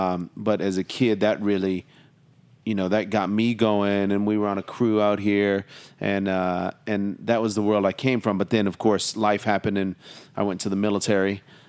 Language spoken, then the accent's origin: English; Long Beach, California, United States; also born or lived in San Diego / Oxnard / Seattle; Well, I'm from around here, Long Beach. I was born in Long Beach, California. My dad was in the Navy, so we moved up and down the coast, San Diego, Long Beach, Oxnard, even up north to Seattle for a brief time.